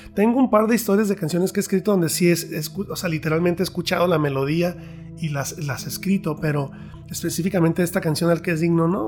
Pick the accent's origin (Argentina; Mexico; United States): Mexico; yo soy mexicano